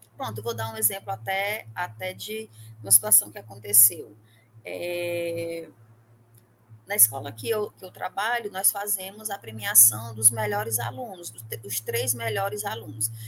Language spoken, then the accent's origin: Portuguese; Parnaíba, Piauí, Brazil; now in Teresina, Brazil; Eu, eu sou de Parnaíba, mas não estou mais em Parnaíba